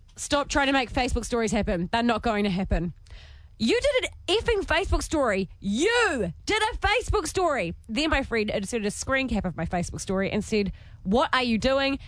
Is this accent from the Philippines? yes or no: no; New Zealand; accent: Kiwi; my Kiwi accent